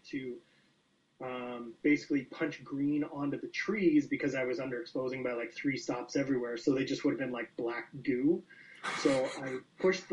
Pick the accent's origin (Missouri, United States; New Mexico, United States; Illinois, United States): Illinois, United States; Chicago; now in Calgary, Canada; I grew up in Chicago